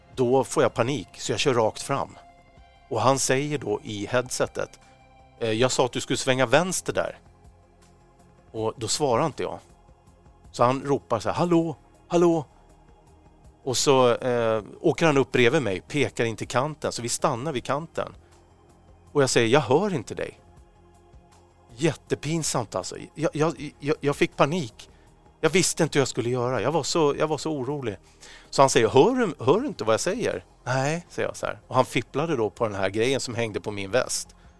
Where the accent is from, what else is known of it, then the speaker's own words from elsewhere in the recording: Stockholm, Stockholm County, Sweden; för oss som är stockholmare